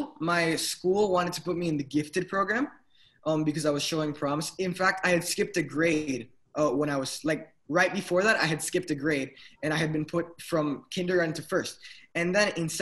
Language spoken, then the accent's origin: English; Miami, Florida, United States; I'm from Miami, Florida